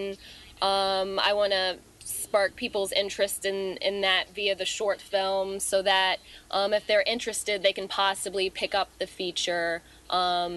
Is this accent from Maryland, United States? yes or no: yes; Maryland, United States; moved away as an adult; now in New York City, United States; I grew up in Maryland